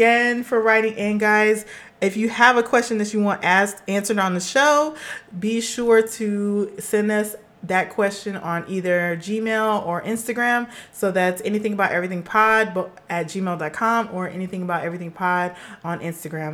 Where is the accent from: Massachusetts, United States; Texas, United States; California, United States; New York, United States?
California, United States; Los Angeles; I'm a girl from Los Angeles, California